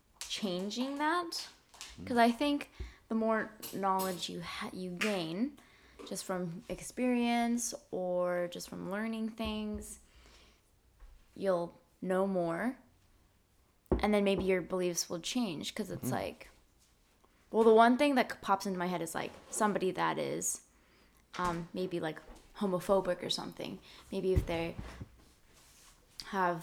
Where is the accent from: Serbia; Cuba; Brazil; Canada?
Canada; Surrey, British Columbia; also born or lived in Brampton, Ontario; I am from Surrey, but I was born in Brampton, and my nationality is Vietnamese